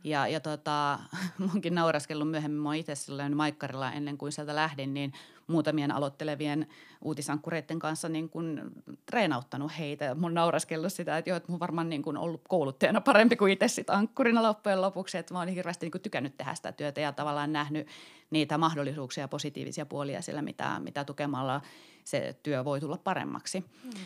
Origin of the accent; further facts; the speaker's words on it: Kittilä, Lapland, Finland; olen siis kotoisin Kittilästä ja pieneltä paikkakunnalta